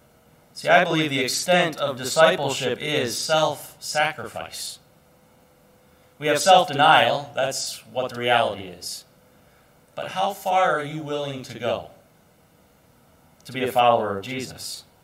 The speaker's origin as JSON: {"language": "English", "country": "Ireland", "said": "You know, I'm an Irish person, and so they have those certain issues with anger and things."}